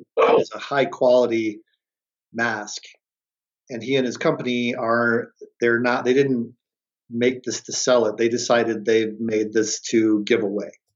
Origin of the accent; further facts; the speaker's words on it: Detroit, Michigan, United States; I grew up in Detroit, Michigan